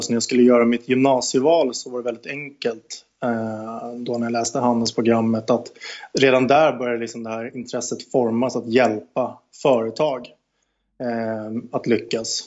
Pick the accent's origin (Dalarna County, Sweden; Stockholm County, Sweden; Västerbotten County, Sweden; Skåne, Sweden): Stockholm County, Sweden; Stockholm; Jag är född och uppväxt i Stockholm, i eh, förorten Aspudden